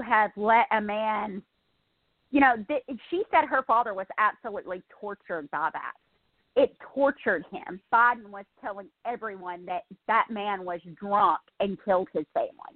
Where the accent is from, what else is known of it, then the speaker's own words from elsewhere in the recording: United States; someone who was born here